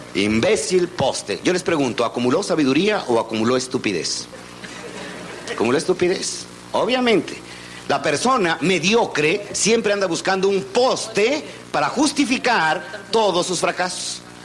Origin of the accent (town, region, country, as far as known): Mexico